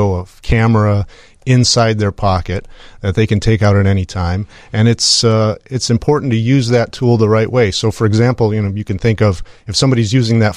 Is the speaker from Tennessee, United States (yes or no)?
no; Detroit, Michigan, United States; moved away as an adult; now in Chicago, United States; I grew up just outside of Detroit, Michigan.